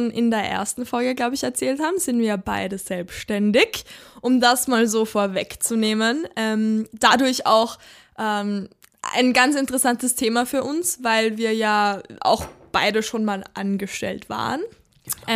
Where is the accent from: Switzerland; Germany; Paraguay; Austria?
Austria; Upper Austria; also wo ich herkomme, ähm, da bin ich aufgewachsen, so ein ganz kleines Dörfchen ähm, in Oberösterreich.